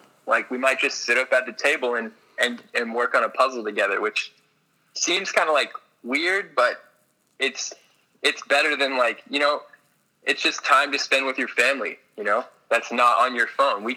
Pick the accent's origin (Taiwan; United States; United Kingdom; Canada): United States; Orlando, Florida; moved away; I'm a kid who grew up in Orange County, Florida